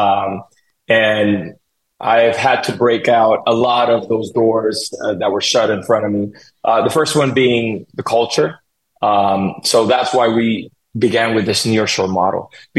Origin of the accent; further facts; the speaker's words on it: Colombia; English is a second language; moved away as an adult; now in United States; I was born and raised in Colombia. I came here when I was 24.